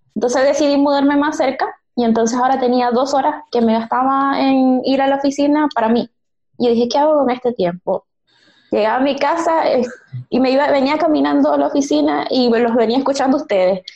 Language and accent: Spanish; Maracaibo, Zulia, Venezuela; moved away as an adult; now in Santiago, Chile; Me gradué en el 2013 en la Universidad del Zulia, en Maracaibo, mi ciudad natal